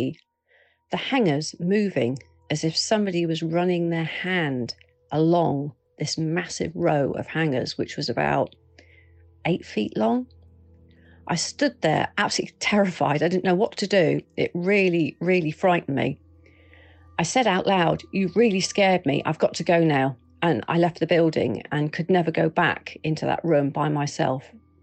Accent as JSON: {"language": "English", "town": "Bournemouth", "region": "South West England", "country": "United Kingdom", "tie": "born or raised there", "said": "my hometown of Bournemouth"}